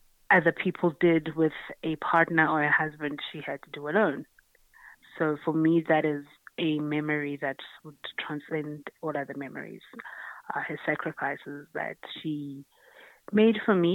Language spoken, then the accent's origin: English; Grahamstown, Eastern Cape, South Africa; I'm from the Eastern Cape, Grahamstown. That's where I was born and bred and grew up.